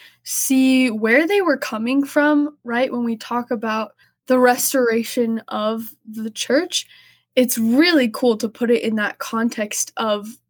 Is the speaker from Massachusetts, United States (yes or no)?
no; Houston, Texas, United States; I am from Houston, Texas